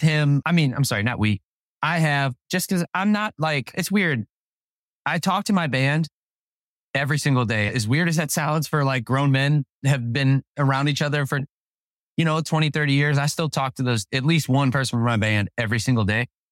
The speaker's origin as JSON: {"language": "English", "town": "Overland", "region": "Missouri", "country": "United States", "tie": "born or raised there", "said": "we grew up in Saint Louis, Missouri, in a little town called Overland"}